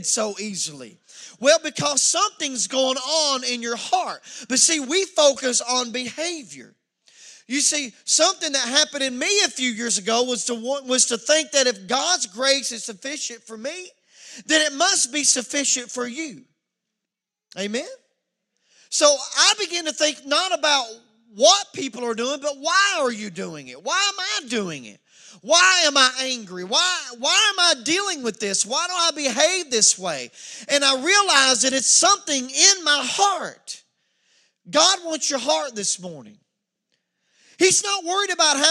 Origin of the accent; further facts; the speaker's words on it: Wallens Creek, United States; I'm from Wallens Creek.